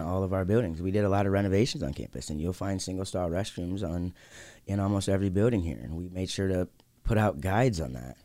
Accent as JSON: {"language": "English", "town": "Lansing", "region": "Michigan", "country": "United States", "tie": "born or raised there", "said": "this is my hometown"}